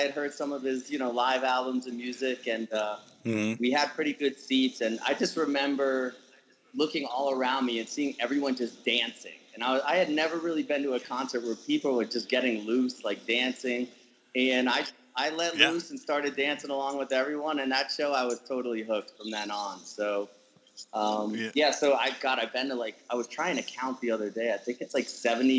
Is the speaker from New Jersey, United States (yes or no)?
no; South Florida, United States; Pretty much born and raised in the South Florida area, so I'm an East Coaster